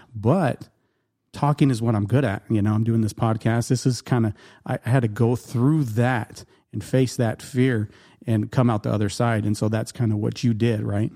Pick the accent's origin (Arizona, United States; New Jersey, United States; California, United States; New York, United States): Arizona, United States; Yuma